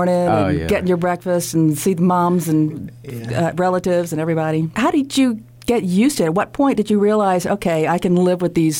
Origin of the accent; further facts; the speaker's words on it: Huntsville, Alabama, United States; as a native of Huntsville, seeing my hometown depicted.